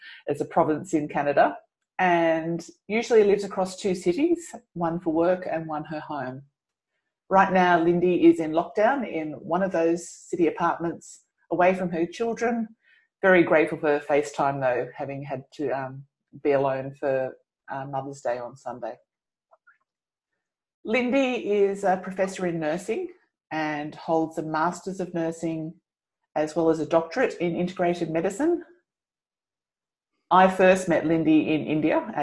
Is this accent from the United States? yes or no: no; Australia